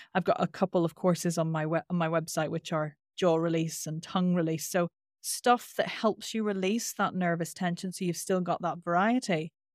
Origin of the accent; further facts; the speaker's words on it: Northern Ireland, United Kingdom; accent: Northern Irish; my Northern Irish accent is quite nasal